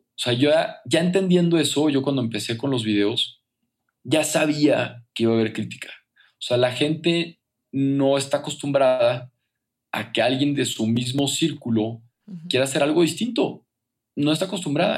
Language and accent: Spanish; Torreón, Coahuila, Mexico; moved away as an adult; now in Mexico City, Mexico; yo soy de Torreón, que es provincia, que es a gusto, que es tranquilo